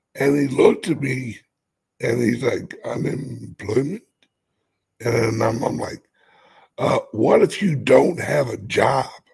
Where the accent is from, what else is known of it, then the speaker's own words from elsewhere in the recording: United States; I'm an American